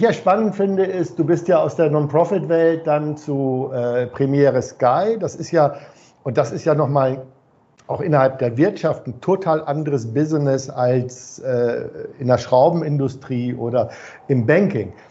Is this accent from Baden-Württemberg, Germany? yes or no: no; Hamburg, Germany; ich bin ja Hamburger